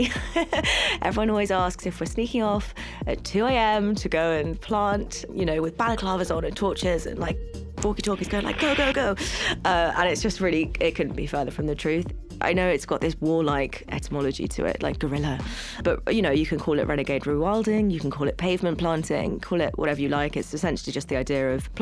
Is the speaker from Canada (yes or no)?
no; London, United Kingdom; I am from Hackney originally. I grew up in Hackney. I live in Hackney now.